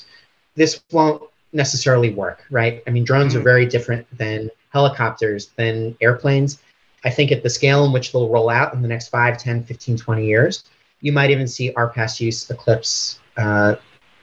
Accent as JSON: {"language": "English", "country": "United States", "tie": "born or raised there", "also_born_or_lived": "Washington, D.C.", "moved": "as an adult", "lives_now": "Sydney, Australia", "said": "I was born in the United States"}